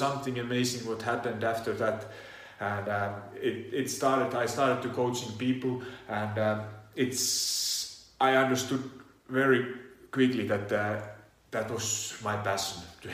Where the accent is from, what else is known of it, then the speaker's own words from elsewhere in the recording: Finland; now in Italy; Originally, I come from Finland. I do live in Italy